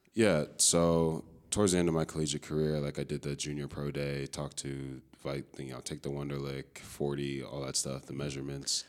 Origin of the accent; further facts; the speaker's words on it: Chicago, Illinois, United States; moved away as an adult; also born or lived in Amherst; I'm from Chicago, Illinois. Uh, grew up playing football and lacrosse out there